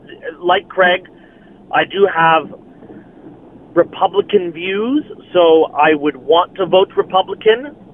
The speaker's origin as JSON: {"language": "English", "country": "Canada", "said": "But as a Canadian"}